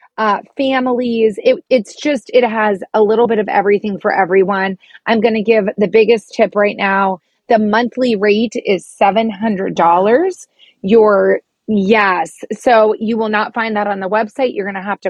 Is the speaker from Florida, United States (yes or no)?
yes; Florida, United States; growing up in Florida